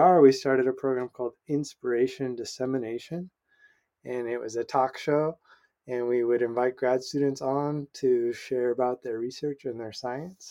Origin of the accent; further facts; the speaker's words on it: Kansas, United States; also born or lived in Pullman, Washington / Oregon; now in Washington, United States; I grew up in Kansas, actually, in a landscape deprived of trees in the Kansa Prairie